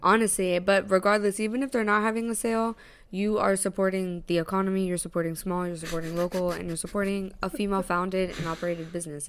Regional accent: New York, United States; being a New Yorker

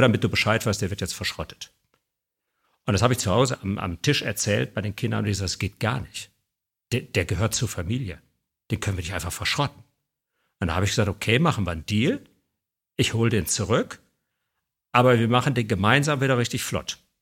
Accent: Bergisches Land, North Rhine-Westphalia, Germany; ich bin aufgewachsen im Bergischen Land

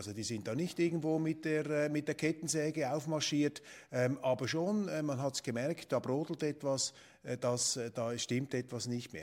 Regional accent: Switzerland; als Schweizer

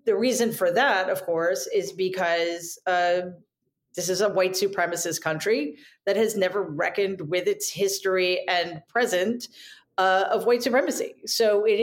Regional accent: New York, United States; as a New Yorker

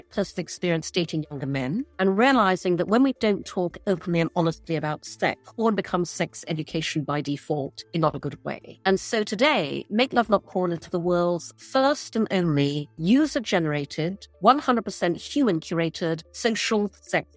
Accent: Brunei; also born or lived in London; now in New York, United States; I grew up in Brunei, in Borneo.

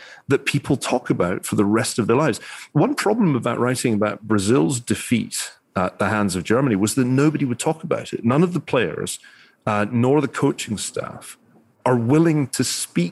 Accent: Glasgow, Scotland, United Kingdom; now in California, United States; I grew up in Glasgow.

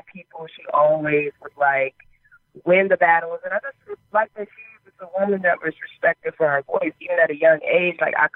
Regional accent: South Florida, United States; moved away as an adult; now in Baltimore, United States; I actually was born and raised in Florida

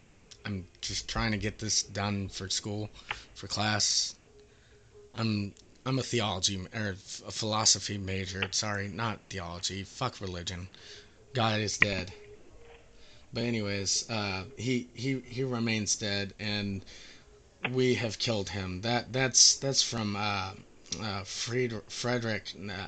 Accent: Canada; accent: Canadian; You can tell by my very Canadian accent that I'm from Canada

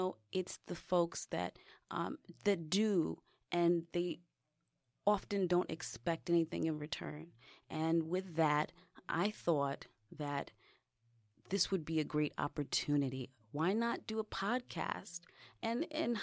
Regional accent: New York City, New York, United States; I grew up in the Bronx

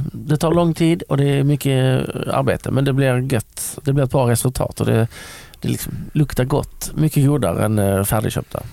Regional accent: Lund, Skåne, Sweden; jag är uppväxt i Lund

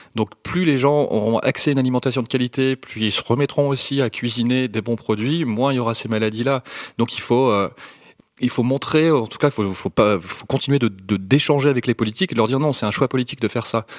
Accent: north of France, France; je viens du nord de la France

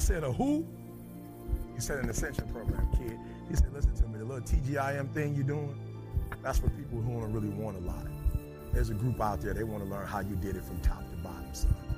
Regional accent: Detroit, Michigan, United States; I'm from Detroit, high school dropout

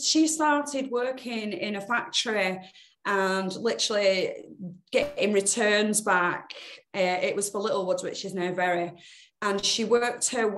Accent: Bolton, North West England, United Kingdom; Bolton born and bred

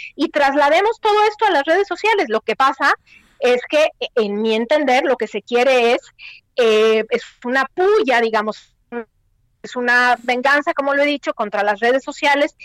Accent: Mexico; moved away as an adult

